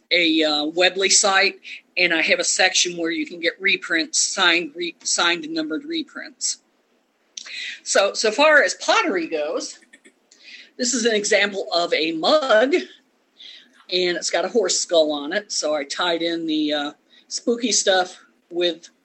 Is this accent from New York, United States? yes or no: yes; Rochester, New York, United States; also born or lived in Maryland; now in Northeast Texas, United States; I'm originally from Rochester, New York